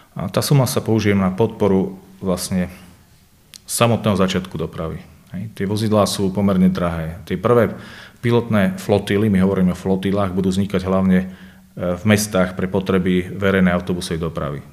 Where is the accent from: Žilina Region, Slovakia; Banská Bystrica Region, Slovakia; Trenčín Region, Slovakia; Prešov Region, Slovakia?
Banská Bystrica Region, Slovakia; Banská Bystrica; ja som z Banskej Bystrice, prídem sem z Banskej Bystrice